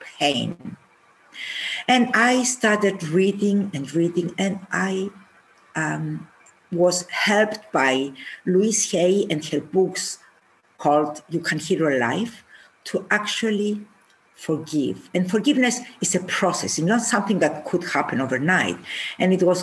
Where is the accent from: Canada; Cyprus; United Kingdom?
Cyprus; I am from Cyprus